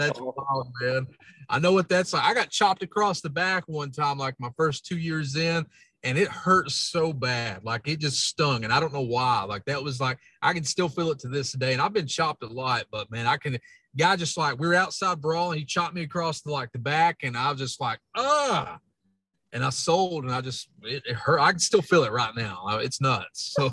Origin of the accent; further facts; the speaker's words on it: Kentucky, United States; accent: hillbilly; my accent, man, it was always pointed out. And I was like, yeah, I'm a hillbilly. I'm from Kentucky